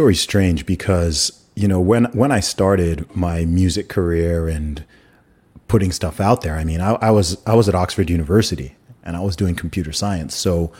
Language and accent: English; Saudi Arabia; accent: American; I grew up in Saudi Arabia. I went to an American school. Like, this is just how I talk. I'm not going to sound like … or …. Like, I didn't grow up in London.